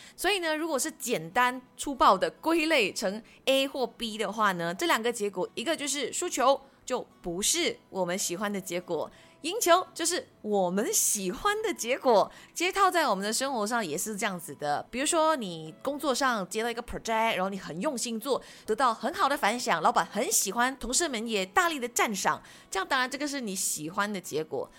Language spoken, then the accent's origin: Chinese; Malaysia; 我们是马来西亚人